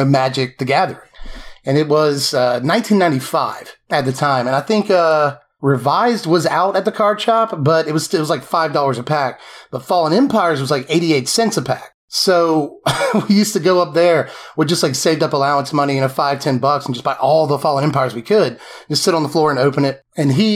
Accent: Macon, Georgia, United States; also born or lived in Tifton, Georgia; I've been in Georgia my whole life. I spent some time in Tifton, but most of it has been here in Macon.

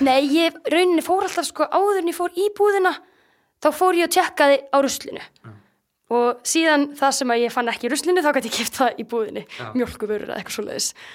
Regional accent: Akureyri, Northeastern Region, Iceland; also born or lived in Reykjavík / Denmark; svo flytja við til Akureyrar eftir að þau eru bæði búið með nám og þannig ég kem beint inn í annan bekk hérna á Akureyri

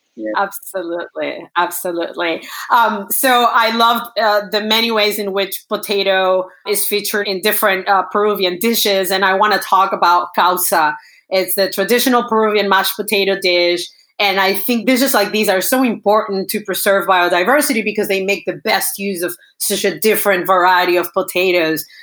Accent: Venezuela; I'm from Venezuela, but part of my heart is uh, it's in Peru

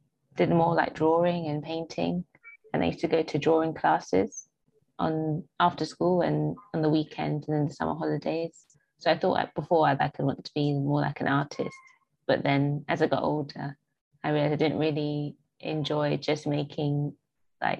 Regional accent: London, United Kingdom; I'm originally from South London, like where I was raised and everything

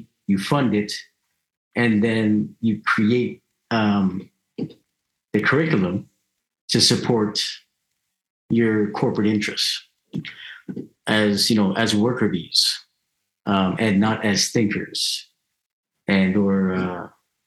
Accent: Canada; I'm happy that I'm born here. You know, I'm glad that I was raised here. You know, it's cool growing up in Canada

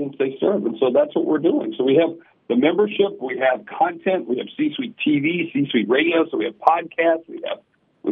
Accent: Sioux Falls, South Dakota, United States; I'm from Sioux Falls, South Dakota

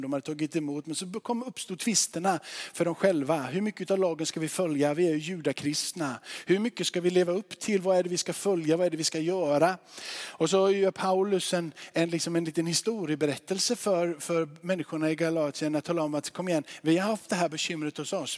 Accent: Sweden; vi svenskar

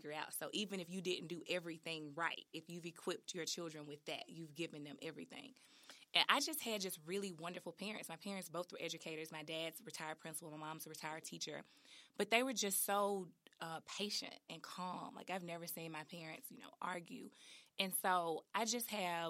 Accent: Memphis, Tennessee, United States; born or raised there

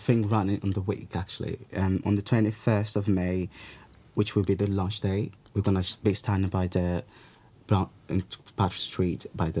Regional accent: Portugal; Basically, I was born in Portugal. I'm Portuguese, so basically. And I never, in Portugal, you would have a mass population of Angolan, because my parents are Angolan, that's where my roots are from

